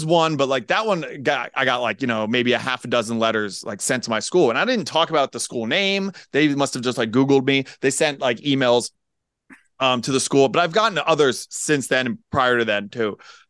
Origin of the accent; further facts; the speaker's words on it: Pennsylvania, United States; moved away; it's a lot of transplants. You know, like I'm from Pennsylvania originally.